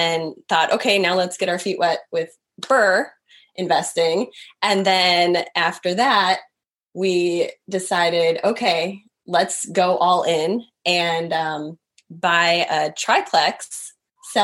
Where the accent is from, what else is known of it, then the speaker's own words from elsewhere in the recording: Wisconsin, United States; moved away; I was born and raised in Wisconsin.